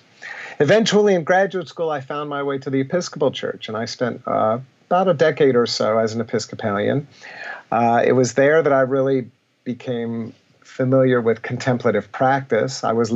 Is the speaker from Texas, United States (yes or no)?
no; Hampton, Virginia, United States; I come from Virginia. I lived in Hampton, Virginia as a child